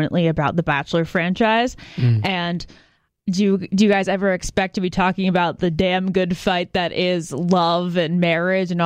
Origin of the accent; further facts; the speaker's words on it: Virginia, United States; I grew up in Virginia